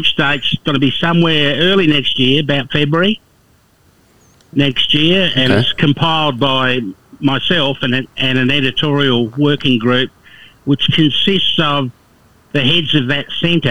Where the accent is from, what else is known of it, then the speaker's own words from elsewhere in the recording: Alice Springs, Northern Territory, Australia; also born or lived in Perth; now in Katherine, Australia; I was actually born and bred in Alice Springs, and I went to university in Perth years ago